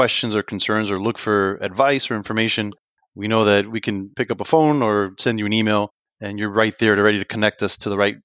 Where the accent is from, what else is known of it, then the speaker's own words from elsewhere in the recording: Union City, New Jersey, United States; now in Lakeland, United States; I grew up in Union City, New Jersey.